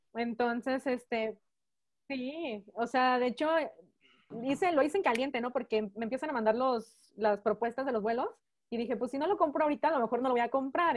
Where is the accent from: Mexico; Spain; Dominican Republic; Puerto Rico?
Mexico; also born or lived in Phoenix, Arizona, United States / León, Guanajuato, Mexico; mis papás son mexicanos. Yo pues también soy mexicana, solamente nacida en, en Estados Unidos